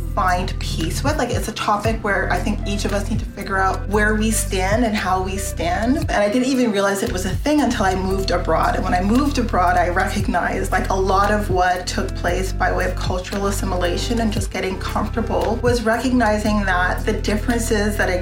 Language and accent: English; Canada; my interests as a Canadian citizen